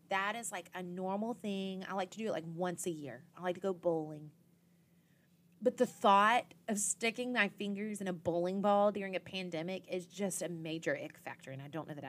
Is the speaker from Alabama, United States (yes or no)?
yes; Dothan, Alabama, United States; moved away; I'm from the very southeastern corner of Alabama in Dothan